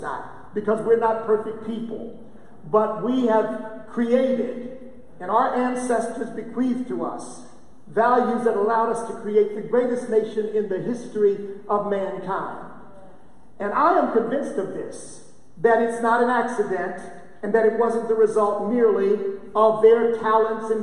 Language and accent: English; United States; I am an American